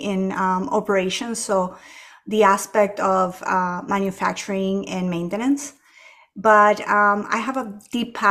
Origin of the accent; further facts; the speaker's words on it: Ecuador; moved away as an adult; now in United States; I was born and raised in Ecuador, and our apartment actually faced the back fence of the airport